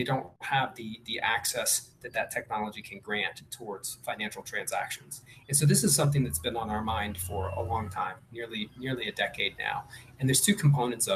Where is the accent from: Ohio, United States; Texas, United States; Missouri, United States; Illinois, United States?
Missouri, United States; Columbia; now in Medellín, Colombia; Originally born in Columbia, Missouri